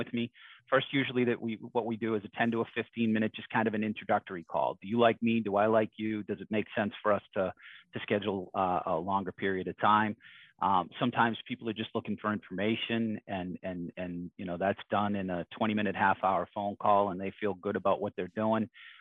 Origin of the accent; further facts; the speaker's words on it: Boston, Massachusetts, United States; I grew up in Dorchester, Mattapan.